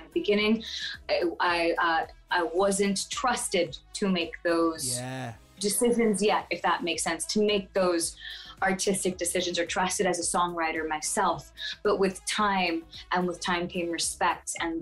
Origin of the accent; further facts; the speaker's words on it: Fort Lauderdale, Florida, United States; Born in Miami, in Fort Lauderdale, Florida.